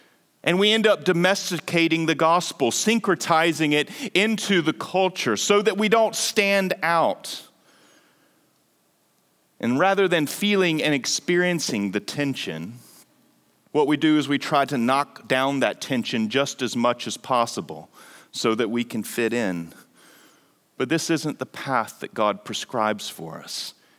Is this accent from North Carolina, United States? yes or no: yes; North Carolina, United States; as a kid growing up in Eastern North Carolina, I was a couple hours away from my grandparents.